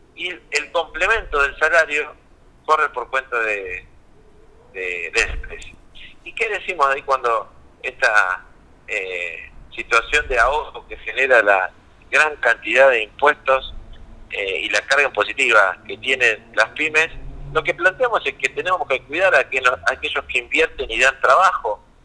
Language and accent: Spanish; Buenos Aires Province, Argentina; somos todos bonaerenses, a ninguno de nosotros tuvo que venir de otro lugar